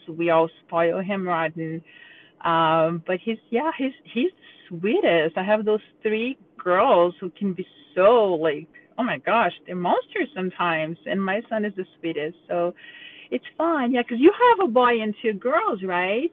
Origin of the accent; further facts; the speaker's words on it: Brazil; now in Cincinnati, United States; I'm from Brazil, but we live in Cincinnati, Ohio